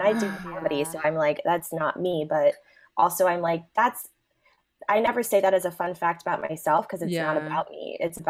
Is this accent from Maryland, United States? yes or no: yes; Prince George's County, Maryland, United States; also born or lived in Washington, D.C.; now in Chicago, United States; So I was born in Northeast, and then my parents moved to the suburbs. So the gorgeous Prince George's, Prince George's County.